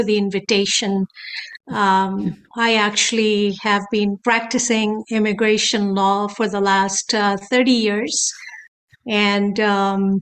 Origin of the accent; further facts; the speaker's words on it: Canada; also born or lived in Tanzania; I was born in Tanzania and was schooled here in Canada, grew up, got married here